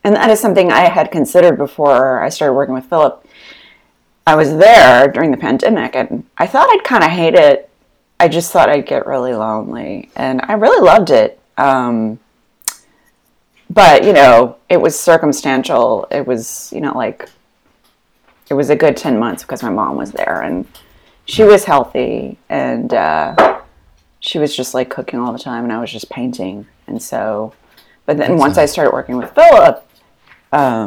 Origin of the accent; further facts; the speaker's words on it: Memphis, Tennessee, United States; moved away; I'm from Memphis, and then I have my brothers in Nashville